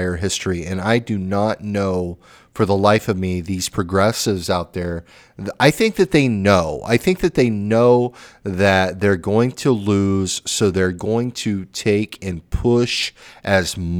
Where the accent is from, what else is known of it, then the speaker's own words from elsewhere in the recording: California, United States; the California, my home state